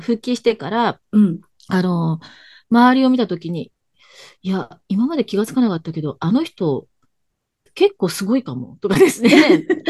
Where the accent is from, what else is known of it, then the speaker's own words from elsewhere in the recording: Tokyo, Japan; 生まれも育ちも東京